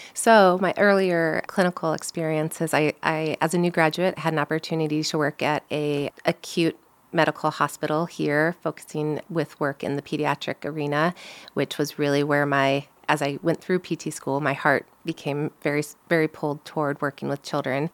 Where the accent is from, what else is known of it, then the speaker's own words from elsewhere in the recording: St. Louis, Missouri, United States; moved away as an adult; also born or lived in Iowa / Omaha, Nebraska; I grew up in Saint Louis, Missouri